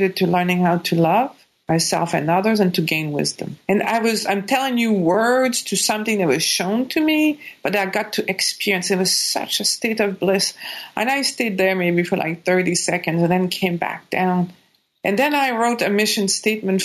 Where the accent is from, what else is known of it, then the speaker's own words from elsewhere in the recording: Quebec, Canada; English is a second language; moved away as an adult; I was born in Quebec